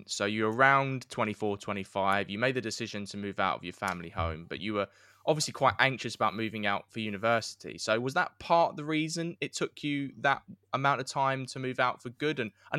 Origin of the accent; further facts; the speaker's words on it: London, United Kingdom; moved away as an adult; also born or lived in Brighton; I lived in, born and raised in London, so I moved to Sussex. So I lived in halls in Brighton.